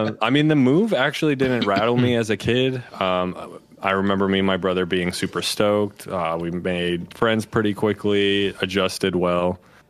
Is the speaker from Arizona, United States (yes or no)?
no; Wisconsin, United States; also born or lived in Upper Peninsula of Michigan; But I was born in the Upper Peninsula of Michigan. I lived for about like the first 11 years of my life. I lived in Wisconsin. We were at a town in the middle of nowhere.